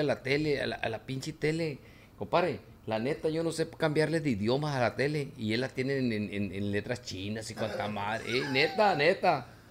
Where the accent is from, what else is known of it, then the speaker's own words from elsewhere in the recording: Villa Benito Juárez, Sinaloa, Mexico; moved away; also born or lived in Guamúchil, Sinaloa; Pero soy de Tamazula II. de Villa Benito Juárez. De ahí soy yo, de Villa Benito Juárez